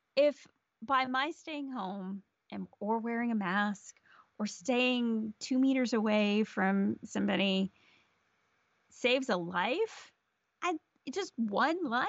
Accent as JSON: {"language": "English", "country": "United States", "moved": "yes", "said": "as an American living outside the U S"}